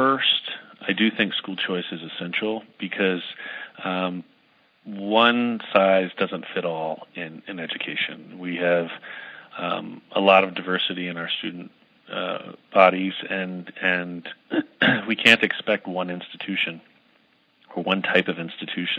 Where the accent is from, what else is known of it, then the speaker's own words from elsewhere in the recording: United States; being American, male, white, and growing up middle class